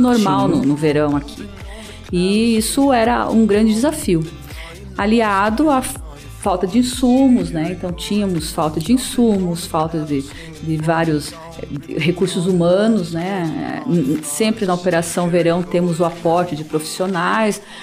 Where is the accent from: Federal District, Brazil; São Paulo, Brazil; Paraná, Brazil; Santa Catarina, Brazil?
Paraná, Brazil; União da Vitória; eu nasci em União da Vitória, né, no sul do estado do Paraná